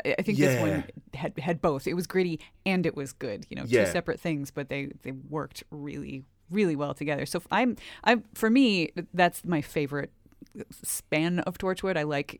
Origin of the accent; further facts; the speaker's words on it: United States; I mean, there were a lot of miniseries when I was growing up in the United States.